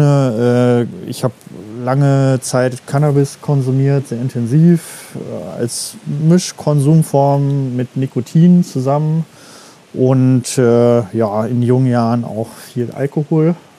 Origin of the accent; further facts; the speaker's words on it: Meckenheim, North Rhine-Westphalia, Germany; also born or lived in East Germany; bin ich aufgewachsen in Meckenheim bei Bonn